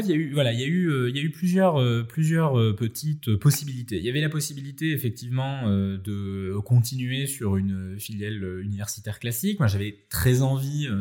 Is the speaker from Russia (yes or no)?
no; Nice, Provence-Alpes-Côte d'Azur, France; je suis niçois, donc effectivement, la French Riviera, en tout cas la baie des Anges, que j'ai pu pratiquer étant vraiment très jeune